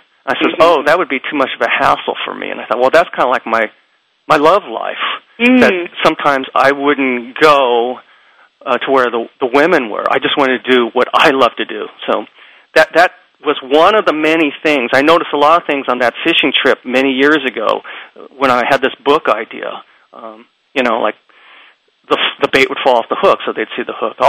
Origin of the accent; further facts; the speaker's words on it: United States; being Japanese American